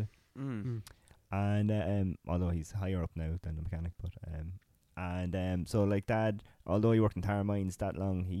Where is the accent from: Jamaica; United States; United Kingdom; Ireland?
Ireland; Drogheda, Leinster; I was born in Drogheda.